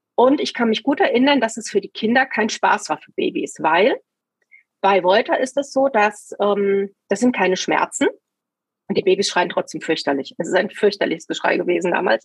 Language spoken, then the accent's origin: German; Taunusstein, Hesse, Germany; ich bin in Taunusstein aufgewachsen